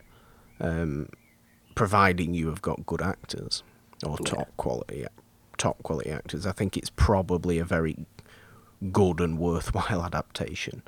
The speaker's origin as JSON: {"language": "English", "region": "England", "country": "United Kingdom", "said": "me being English"}